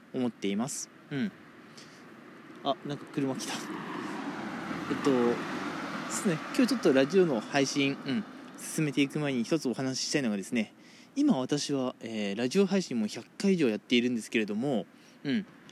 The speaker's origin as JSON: {"language": "Japanese", "region": "Toyama", "country": "Japan", "tie": "born or raised there", "moved": "yes", "lives_now": "Kanagawa, Japan", "said": "僕富山出身なんでね"}